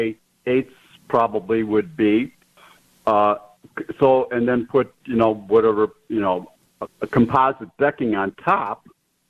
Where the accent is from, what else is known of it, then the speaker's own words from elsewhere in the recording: Chicago, Illinois, United States; now in Alabama, United States; we're originally from Chicago, but we currently live in Alabama